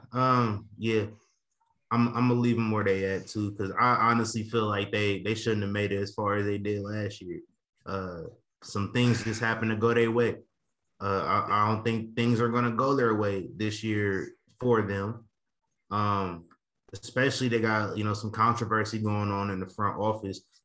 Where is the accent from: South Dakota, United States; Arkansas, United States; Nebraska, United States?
Nebraska, United States; Omaha; Omaha, Nebraska, my hometown.